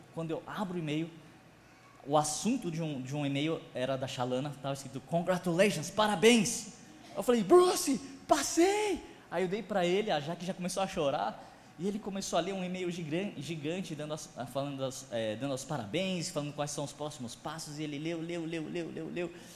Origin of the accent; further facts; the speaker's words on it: São Paulo, Brazil; Sou de São Paulo, como vocês puderam me ver, eu sou descendente de japonês